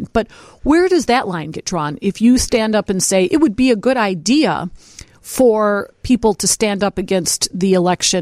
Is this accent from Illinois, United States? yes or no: yes; Berwyn, Illinois, United States; my hometown of Berwyn